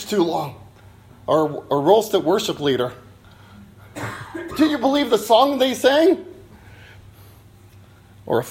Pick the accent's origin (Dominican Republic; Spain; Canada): Canada; We're from Canada